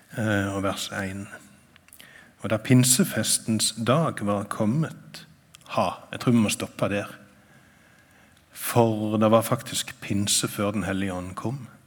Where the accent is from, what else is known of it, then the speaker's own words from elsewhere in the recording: Sokndal, Rogaland, Norway; now in Nærbø, Norway; jeg kommer fra Sokndal. Jeg bor på Nærbø